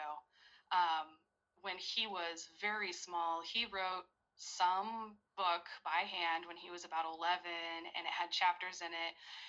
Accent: American Midwest, United States; I was raised in the Midwest, in, the American Midwest, on a small farm

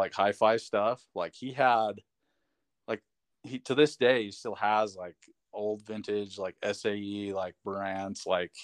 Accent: Bountiful, Utah, United States; also born or lived in West Valley City, Utah; I grew up in Bountiful. Most of my life, I probably was in West Valley for like the first 5 years of my life and then moved to Bountiful

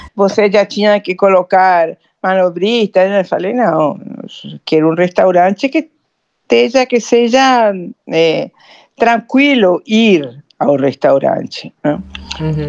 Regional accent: Argentina; Portuguese is a second language; now in São Paulo, Brazil; Vim uma cidade pequena da Argentina

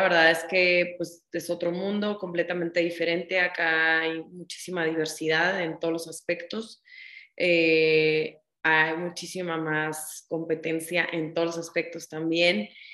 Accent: Ciudad Obregón, Sonora, Mexico; moved away as an adult; now in Mexico City, Mexico; yo estudié la carrera de donde yo soy, yo soy de Ciudad Obregón, Sonora

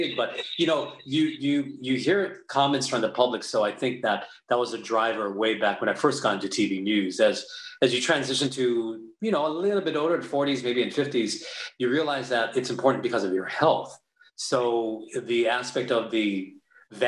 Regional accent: Maui, Hawaii, United States; moved away as an adult; also born or lived in Hilo, Hawaii; now in Sacramento, United States; I grew up in Maui. I went to Maui High School

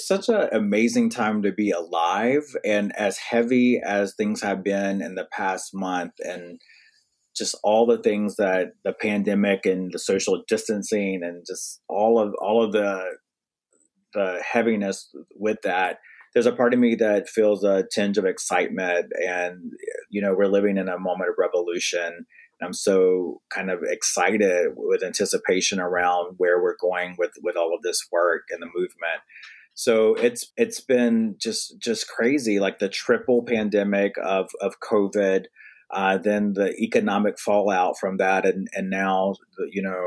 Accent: North Carolina, United States; now in Brooklyn, United States; I'm Southern from North Carolina, I live in Brooklyn, New York now

